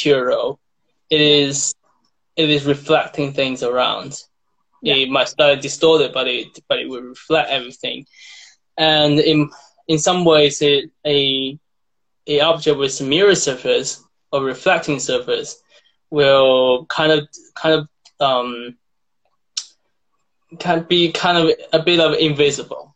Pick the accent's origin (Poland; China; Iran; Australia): China; moved away as an adult; now in Bath, United Kingdom; I'm from China, and I grew up in China, and I came to UK to study to become an artist